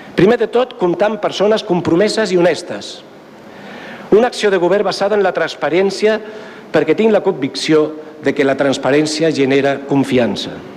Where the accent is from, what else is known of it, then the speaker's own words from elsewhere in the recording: Ripollet, Catalonia, Spain; el meu poble